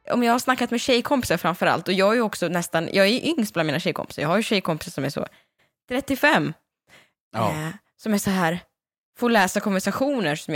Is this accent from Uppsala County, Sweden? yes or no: no; Värmland, Sweden; är ju från Värmland